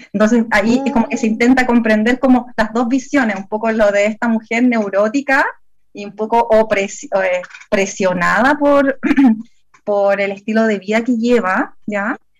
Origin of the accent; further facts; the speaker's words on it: Santiago, Santiago Metropolitan Region, Chile; now in southern Chile; originalmente eh, yo viví y crecí en Santiago, en la comuna de La Florida